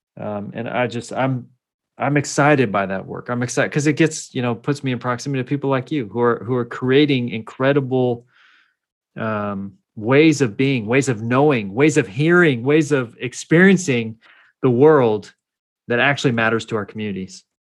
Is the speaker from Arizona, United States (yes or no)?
no; Salinas, California, United States; also born or lived in northern Mexico (ancestry) / Sacramento; I grew up in California